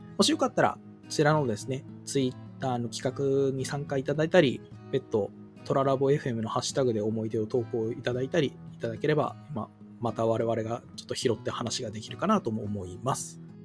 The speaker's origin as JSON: {"language": "Japanese", "country": "Japan", "tie": "born or raised there", "said": "私とかこう地方出身者"}